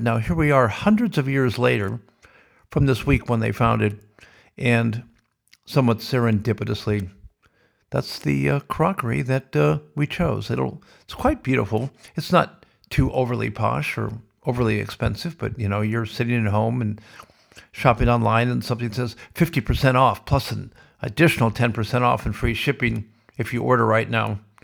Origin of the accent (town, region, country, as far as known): Sioux City, Iowa, United States; born or raised there